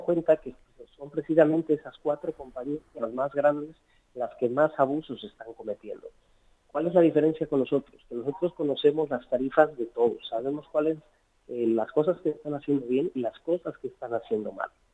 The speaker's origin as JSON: {"language": "Spanish", "country": "Mexico", "moved": "as an adult", "lives_now": "Spain", "said": "soy mexicano, soy de abuelos emigrantes, este, que emigraron a México, y luego yo decidí hacer la vuelta al revés. Hace veintitrés años me vine a vivir a España"}